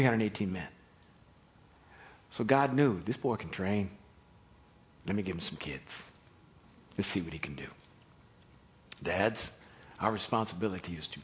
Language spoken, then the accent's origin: English; Kansas City, United States; We grew up in Kansas City in white suburbia